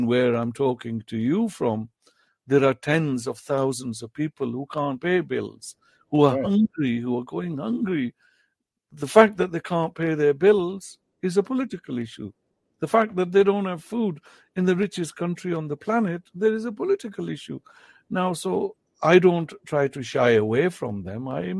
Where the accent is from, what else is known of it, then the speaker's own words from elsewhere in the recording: Punjab, Pakistan; first language Potohari; English is a second language; I write in English in Potohari, my mother tongue.